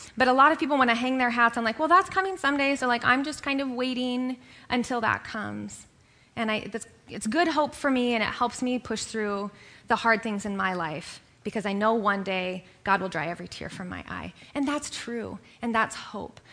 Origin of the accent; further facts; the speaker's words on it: Kenya; now in United States; I grew up in Kenya